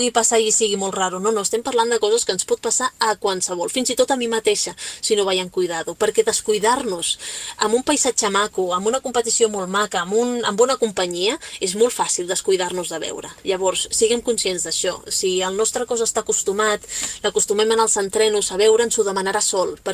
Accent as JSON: {"language": "Catalan", "region": "Catalonia", "country": "Spain", "said": "pues què t'he de dir jo si sóc catalana?"}